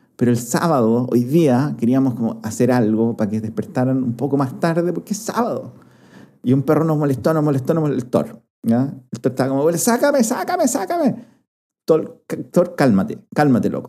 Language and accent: Spanish; Chile